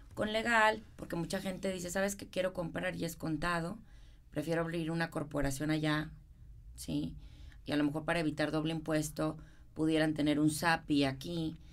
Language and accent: Spanish; Monterrey, Nuevo León, Mexico; accent: regio; moved away as an adult; now in Houston, United States; yo soy de Monterrey